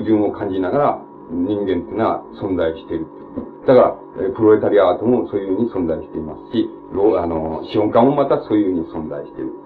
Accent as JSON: {"language": "Japanese", "country": "Japan", "tie": "born or raised there", "said": "俺と同じように日本に生まれ育って"}